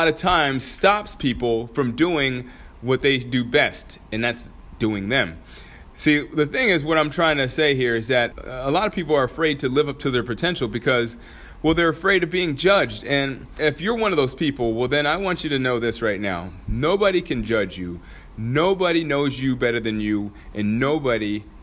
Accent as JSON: {"language": "English", "town": "Anchorage", "region": "Alaska", "country": "United States", "tie": "born or raised there", "moved": "yes", "said": "my hometown, Anchorage, Alaska"}